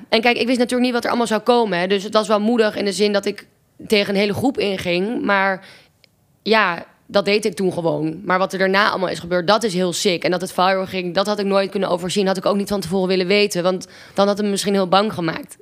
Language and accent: Dutch; Amsterdam, North Holland, Netherlands; also born or lived in Groningen; toen ben ik um, terug naar Amsterdam verhuisd, waar ik vandaan kom.